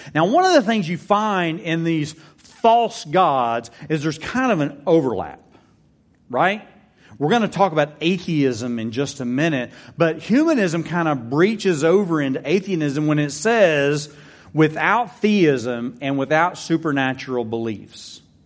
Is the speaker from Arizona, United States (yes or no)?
no; Texas, United States; I'm a Texan. I love Texas.